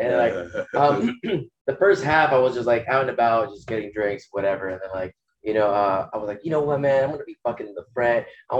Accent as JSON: {"language": "English", "region": "California", "country": "United States", "said": "Originally from California."}